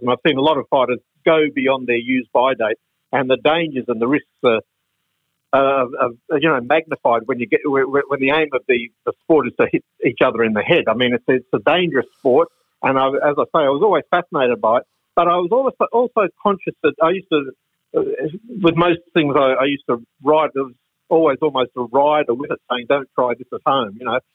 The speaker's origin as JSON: {"language": "English", "town": "Brisbane", "region": "Queensland", "country": "Australia", "tie": "born or raised there", "said": "when I was a little boy living in Brisbane, growing up in Brisbane"}